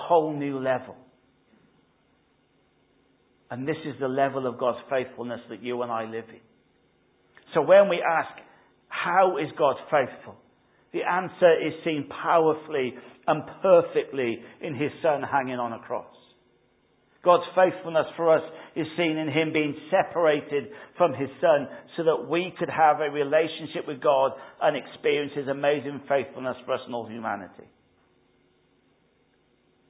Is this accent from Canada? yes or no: no; Wales, United Kingdom; now in England; I'm Welsh